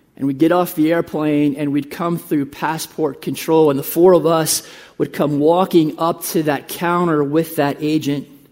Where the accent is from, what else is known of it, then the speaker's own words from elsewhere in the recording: United States; moved away as an adult; also born or lived in Uruguay; We are from the United States.